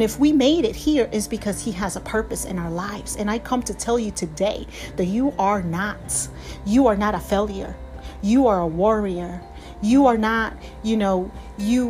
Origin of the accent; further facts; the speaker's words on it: Peru; now in United States; I was born and I was raised in Peru. But right now, this is where I reside in the United States